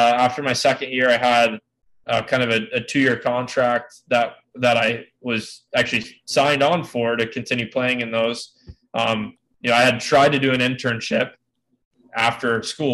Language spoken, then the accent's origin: English; Tampa, Florida, United States; I was born and raised in Tampa, Florida.